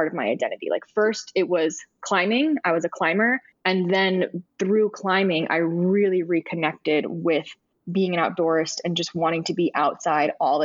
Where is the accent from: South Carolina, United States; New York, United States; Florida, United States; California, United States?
Florida, United States; Miami; moved away as an adult; also born or lived in Denver, Colorado; growing up in Miami